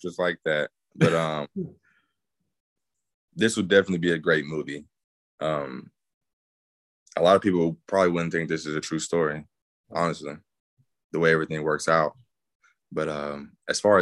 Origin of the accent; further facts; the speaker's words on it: East Texas, United States; moved away as an adult; being from East Texas, being from such a small area